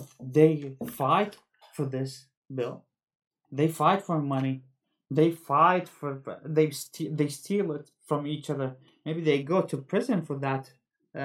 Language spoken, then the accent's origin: English; Eugene, Oregon, United States; I'm from Eugene